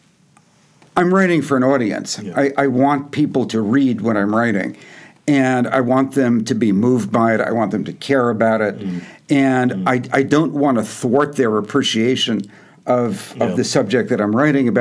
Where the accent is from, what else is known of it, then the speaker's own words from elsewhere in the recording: Yonkers, New York, United States; also born or lived in Manhattan; I was born in Manhattan, but I grew up in Yonkers